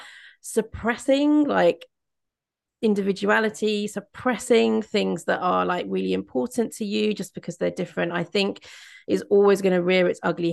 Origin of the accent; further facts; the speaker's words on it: Midlands, United Kingdom; moved away; I grew up in the Midlands, and there's like a real sort of style of like humor and banter up there